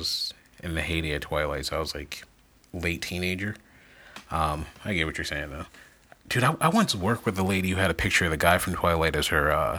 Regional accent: Chicago, Illinois, United States; because we're from the Chicagoland area

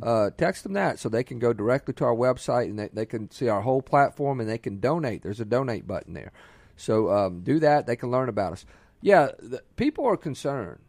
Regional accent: Ocean Springs, Mississippi, United States; also born or lived in Biloxi; now in Flowood, United States; I grew up on the Mississippi Gulf Coast and Ocean Springs, Biloxi

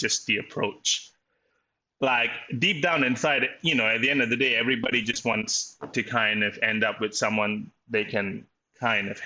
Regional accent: Malaysia; also born or lived in Kuala Lumpur; now in Melbourne, Australia; I'm obviously Malaysian, and I live in Melbourne.

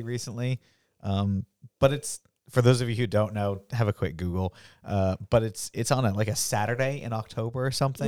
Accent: Massachusetts, United States; we're from Massachusetts

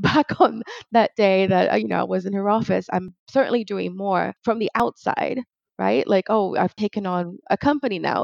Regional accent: Brazil; moved away; my hometown back in brazil

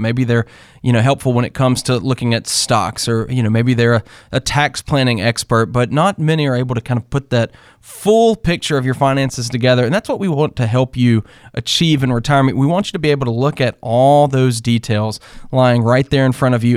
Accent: North Carolina, United States; I grew up in North Carolina

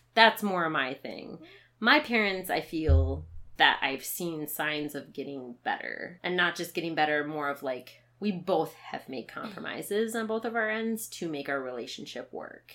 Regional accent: Minnesota, United States; Growing up in Minnesota

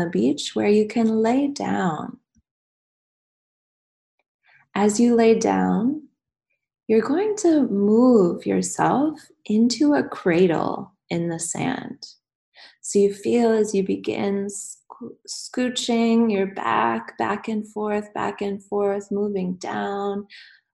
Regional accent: United States; moved away as an adult; I'm American, but I've been out of the country for almost 8 years now

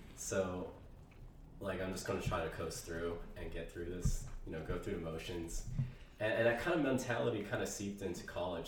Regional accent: Ohio, United States; moved away as an adult; now in San Francisco Bay Area, United States; I'm from Ohio, um, so I am returning back home

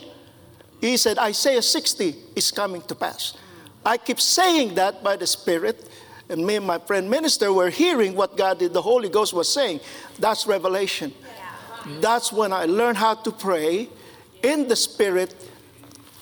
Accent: Philippines; moved away; I grew up in the Philippines

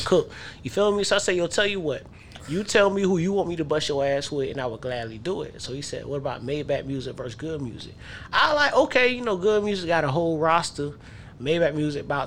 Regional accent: Southeast Georgia, United States; I'm from Southeast Georgia, you know what I mean? I've been in them backwoods

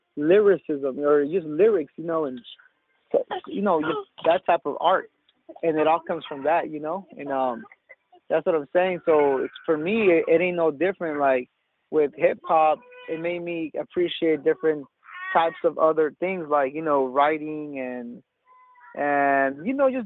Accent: Salinas, California, United States; born and raised in Salinas

